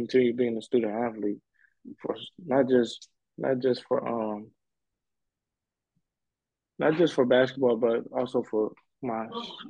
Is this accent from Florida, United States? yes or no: no; Indiana, United States; born or raised there; moved away as an adult; now in California, United States